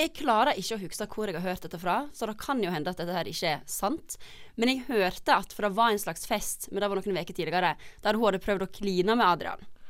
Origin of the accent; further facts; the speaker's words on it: Hafslo, Vestland, Norway; moved away; Hafslo heter det